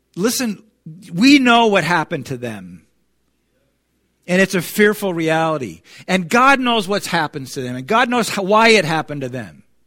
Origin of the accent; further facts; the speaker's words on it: United States; we as American Christians